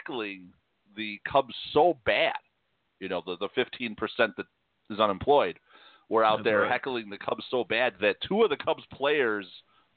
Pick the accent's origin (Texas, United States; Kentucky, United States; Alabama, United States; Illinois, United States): Illinois, United States; Chicago; moved away; I remember growing up in Chicago